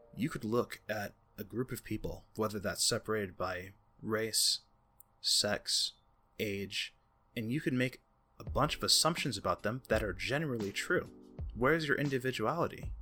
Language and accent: English; United States; I'm American